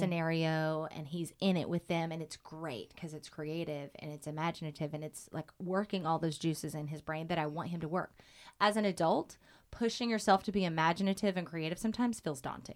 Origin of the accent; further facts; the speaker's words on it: Oklahoma, United States; moved away; when I was a kid, growing up in Oklahoma